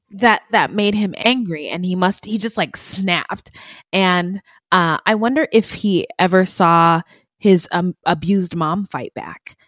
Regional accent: Arizona, United States; my home state

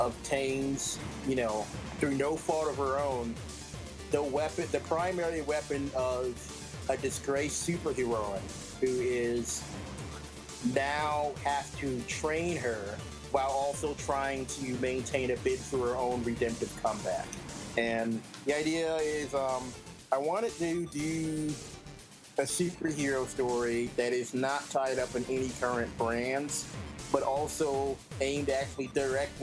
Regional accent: Toledo, Ohio, United States; my hometown of Toledo

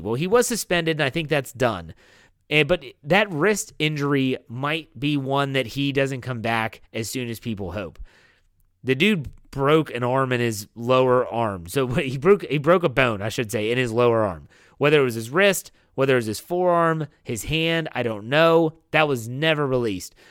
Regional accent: Boston, Massachusetts, United States; I'm from Boston.

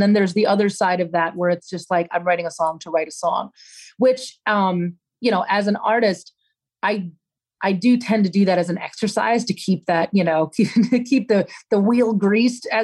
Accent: Pennsylvania, United States; moved away as an adult; now in Nashville, United States; when I was growing up in Pennsylvania

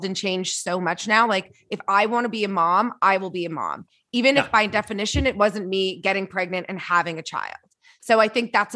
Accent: Canada; now in United States; I'm Canadian

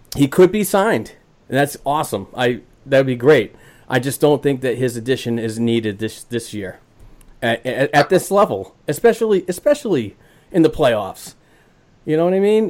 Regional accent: Boston, Massachusetts, United States; born or raised there

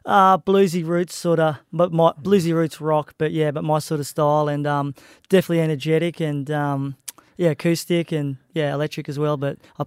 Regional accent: Bundaberg, Queensland, Australia; moved away; also born or lived in Gold Coast; my hometown where I grew up and started playing music, you know, and I left years ago to pursue my music career

